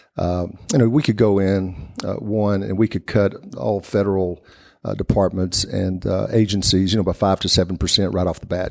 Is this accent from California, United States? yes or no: no; Hawkins County, East Tennessee, United States; the Hawkins County is where I grew up